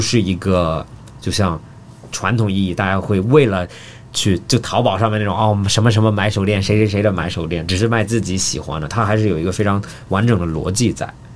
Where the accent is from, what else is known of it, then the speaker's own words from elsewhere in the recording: Australia; moved away; 我在澳大利亚长大的